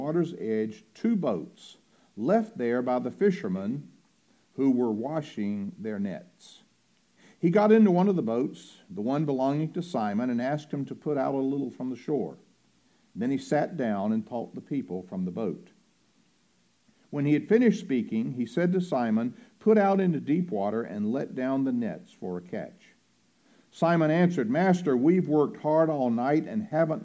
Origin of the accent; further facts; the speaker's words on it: Roanoke Rapids, North Carolina, United States; the name of my hometown is Roanoke Rapids